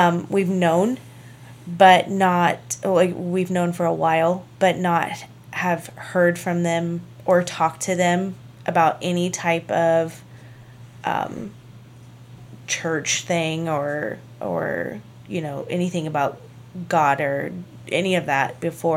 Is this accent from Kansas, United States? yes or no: yes; La Crosse, Kansas, United States; moved away; Well, La Crosse, Kansas